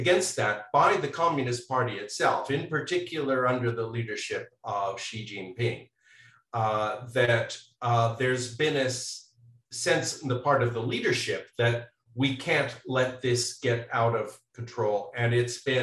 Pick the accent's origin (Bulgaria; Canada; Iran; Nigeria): Canada; now in United States; I'm originally from Canada